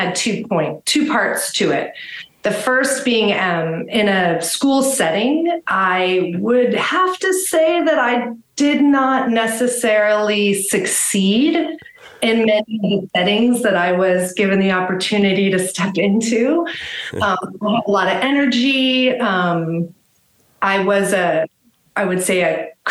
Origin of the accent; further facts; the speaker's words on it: Los Angeles, California, United States; now in Austin, United States; I grew up in Los Angeles